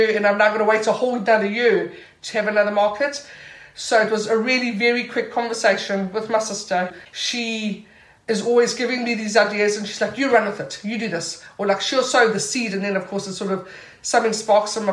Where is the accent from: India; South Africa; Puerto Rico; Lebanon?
South Africa; now in Portobello, Edinburgh, United Kingdom; Growing up in South Africa